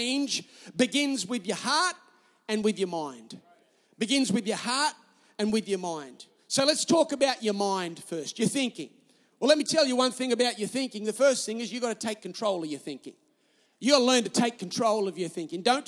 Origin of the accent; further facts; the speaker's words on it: Newcastle, New South Wales, Australia; I'm Australian